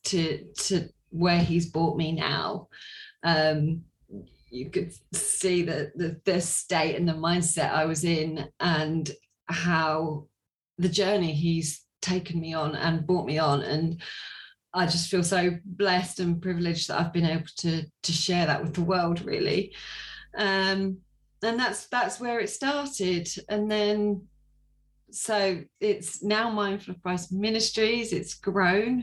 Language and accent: English; Sussex, South East England, United Kingdom; I am from Sussex in England. I was born in Sussex. I'm still in Sussex.